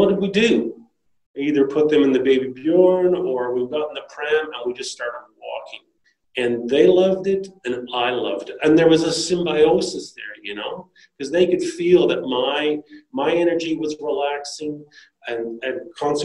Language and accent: English; Canada; moved away as an adult; also born or lived in South coast of New South Wales, Australia; now in Australia; I grew up in Canada, and then I moved to Australia with my wife.